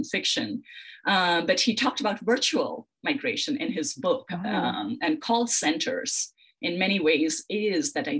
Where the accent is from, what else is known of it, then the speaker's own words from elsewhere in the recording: Mumbai, Maharashtra, India; moved away as an adult; now in United States; I grew up in Mumbai.